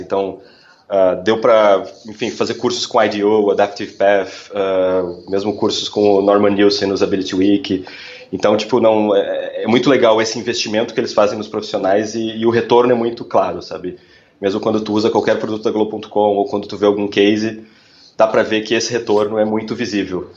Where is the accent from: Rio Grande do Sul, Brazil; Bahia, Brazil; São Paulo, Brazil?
Rio Grande do Sul, Brazil; Porto Alegre; moved away as an adult; eu sou originalmente de Porto Alegre, então eu trabalhava em agências em Porto Alegre